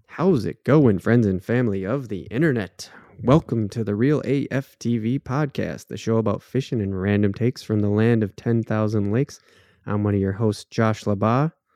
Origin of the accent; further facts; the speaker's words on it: Waconia, Minnesota, United States; grew up on Lake Waconia, essentially, and that's a big lake, um, down here in the southern part of the state, it's actually the second biggest lake next to Lake Minnetonka